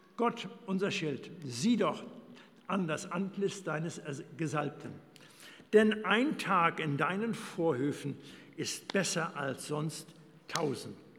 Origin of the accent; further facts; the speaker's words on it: Germany; moved away as an adult; Wir kommen aus Deutschland